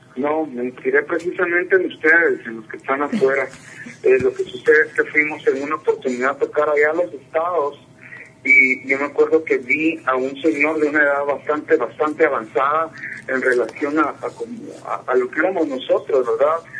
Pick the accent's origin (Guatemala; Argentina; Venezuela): Guatemala; Yo no me siento nada más guatemalteco, sino que me siento centroamericano